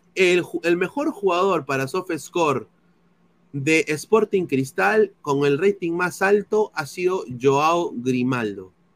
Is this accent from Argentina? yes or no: no; Peru; now in United States; soy periodista deportivo aquí en los Estados Unidos, eh, soy peruano